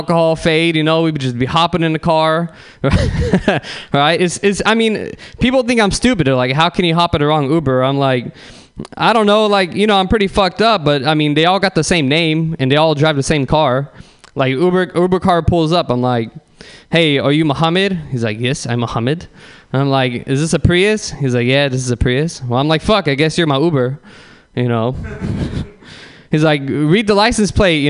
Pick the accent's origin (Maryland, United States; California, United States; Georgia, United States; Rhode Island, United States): California, United States; San Bruno; I'm actually from San Bruno.